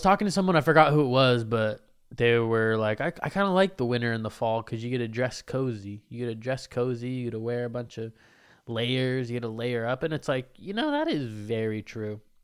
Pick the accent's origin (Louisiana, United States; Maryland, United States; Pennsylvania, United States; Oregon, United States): Oregon, United States; Lake Oswego; I grew up in Lake Oswego